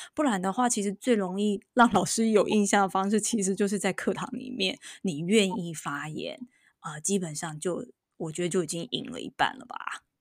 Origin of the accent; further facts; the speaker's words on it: Taiwan; moved away as an adult; now in United States; 我当了这个十一年的妈妈，因为我老大刚满十一岁哦，我发现我在台湾长大